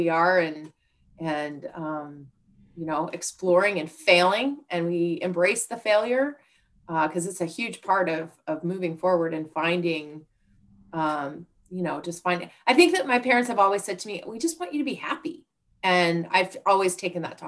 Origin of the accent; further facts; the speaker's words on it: Bend, Oregon, United States; also born or lived in Pullman, Washington / Seattle, Washington; I grew up in Bend